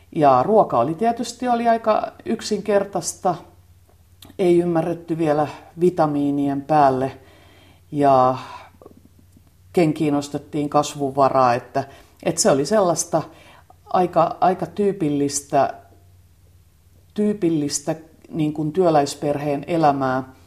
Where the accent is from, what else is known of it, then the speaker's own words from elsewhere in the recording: Tampere, Pirkanmaa, Finland; mä tulin Tampereelta ja mä olin kaupunkilaistyttä